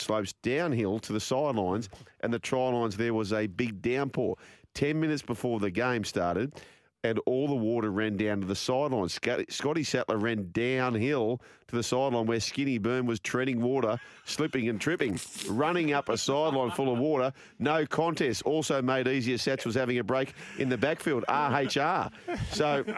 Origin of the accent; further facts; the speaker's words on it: Penrith, New South Wales, Australia; also born or lived in Parramatta; I grew up on York Road in Penrith.